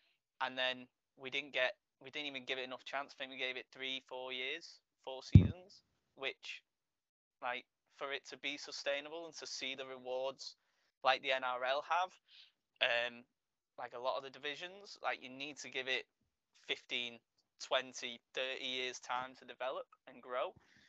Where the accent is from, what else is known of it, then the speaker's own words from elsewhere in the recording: England, United Kingdom; even though I am an English fan, I'm not the stereotypical English fan